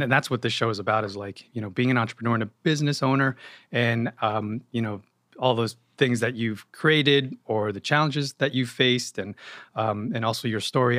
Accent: Yonkers, New York, United States; moved away as an adult; now in New Jersey, United States; I was born and raised in Yonkers

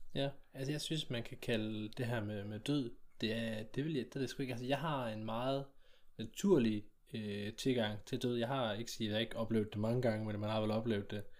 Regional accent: South Jutland, Southern Denmark, Denmark; når vi er sønderjyde

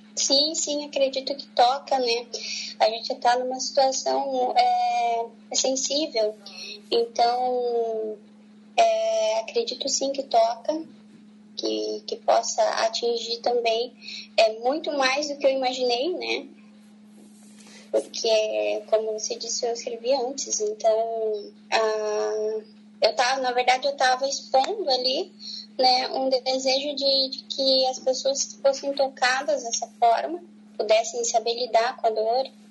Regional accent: Paranaguá, Paraná, Brazil; Eu sou de Paranaguá

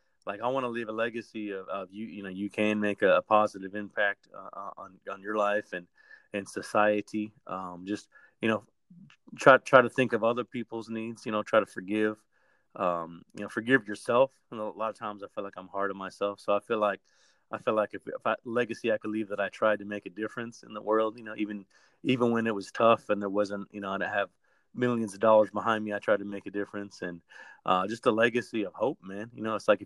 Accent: Albuquerque, New Mexico, United States; now in East Coast, United States; I'm from Albuquerque originally. I was born there, man. I was born and raised.

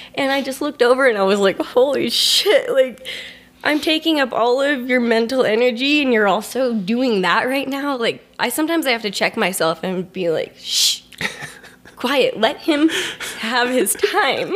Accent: Scottsdale, Arizona, United States; moved away; also born or lived in Denver / San Francisco / Colorado; grew up in Arizona

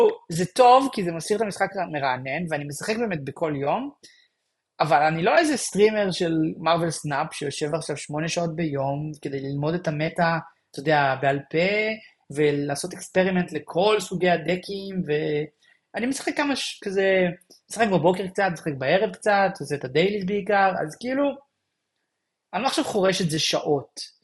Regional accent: Israel; אני ישראלי

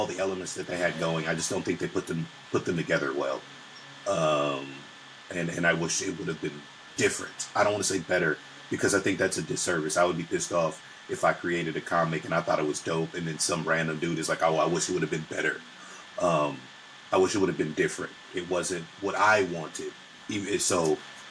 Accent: San Pedro, California, United States; I am from a place called San Pedro, California. That's where I grew up.

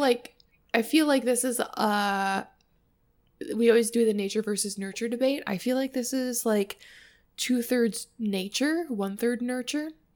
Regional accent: Wisconsin, United States; accent: Wisconsin; my Wisconsin accent

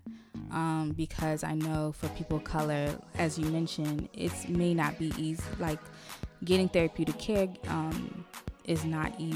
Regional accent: Laurel, Maryland, United States; also born or lived in Brooklyn, New York; I was born in New York, Brooklyn, New York. Grew up in the DMV area, specifically Laurel.

